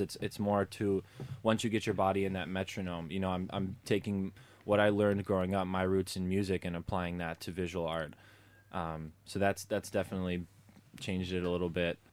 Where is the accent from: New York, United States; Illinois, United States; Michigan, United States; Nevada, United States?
Illinois, United States; Chicago; was born and raised in Chicago